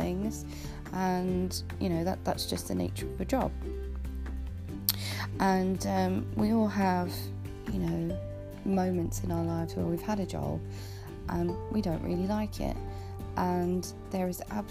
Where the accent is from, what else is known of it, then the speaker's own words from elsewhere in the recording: United Kingdom; being a Brit